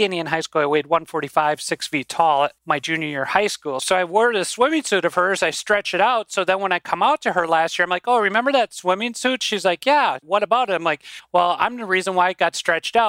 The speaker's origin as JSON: {"language": "English", "town": "White Bear Lake", "region": "Minnesota", "country": "United States", "tie": "born or raised there", "accent": "Minnesota", "moved": "yes", "lives_now": "Rochester, United States", "said": "I grew up originally in White Bear Lake, Minnesota"}